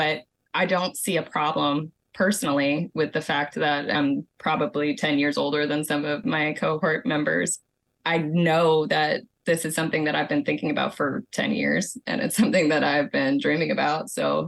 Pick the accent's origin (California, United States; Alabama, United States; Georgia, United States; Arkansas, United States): Georgia, United States; Savannah; I'm from the Savannah, Georgia area.